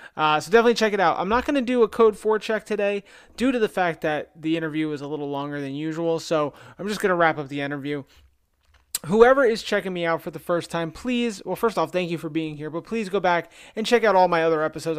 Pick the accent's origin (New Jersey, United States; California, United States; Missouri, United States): New Jersey, United States; my hometown in New Jersey